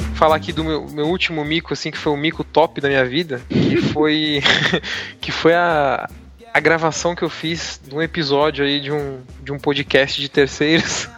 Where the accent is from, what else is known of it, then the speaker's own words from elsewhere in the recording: São Paulo, Brazil; Eu sou de São Paulo, capital, na Zona Lost